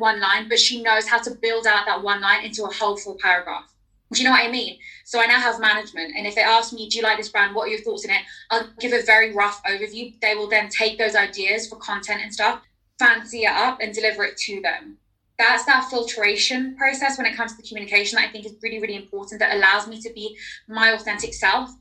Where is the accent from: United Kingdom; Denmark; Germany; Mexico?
United Kingdom; London; accent: London; my accent isn't leaning too heavily towards London and slang